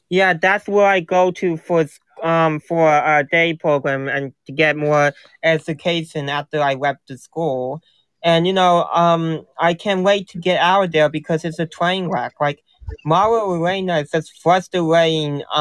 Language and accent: English; New Jersey, United States; New Jersey.